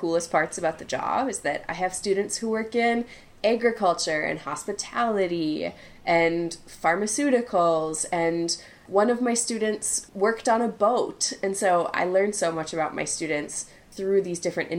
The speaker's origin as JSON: {"language": "English", "region": "Minnesota", "country": "United States", "lives_now": "Chile", "said": "It is pretty neutral, but, I mean, depending on where you go in Minnesota, you'll hear the, oh, yeah, don't you know I'm from Minnesota."}